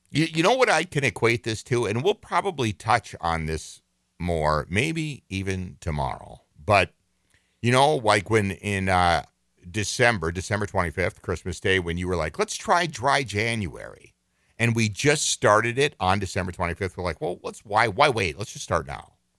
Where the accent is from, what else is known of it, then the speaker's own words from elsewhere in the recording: Minneapolis, Minnesota, United States; I've lived here my entire life. I was born in Minneapolis, raised in this state